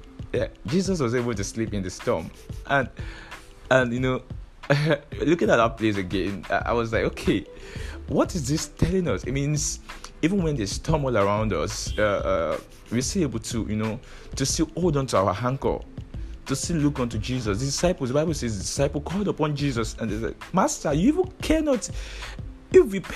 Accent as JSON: {"language": "English", "country": "Nigeria", "said": "I understand the frustration of being a Nigerian"}